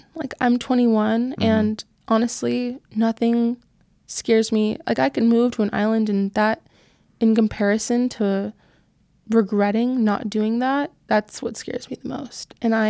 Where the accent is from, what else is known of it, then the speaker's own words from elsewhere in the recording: California, United States; Orange County.